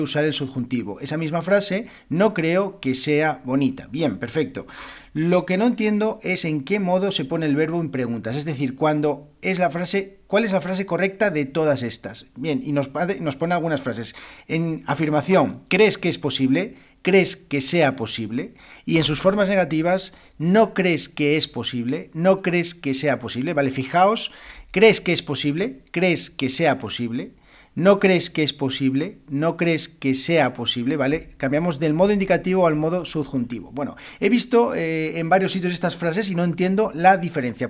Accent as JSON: {"language": "Spanish", "country": "Spain", "first_language": "Spanish", "said": "yo como español, como español de España"}